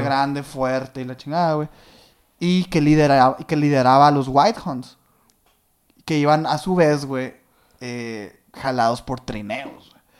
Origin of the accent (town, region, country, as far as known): northern Mexico, Mexico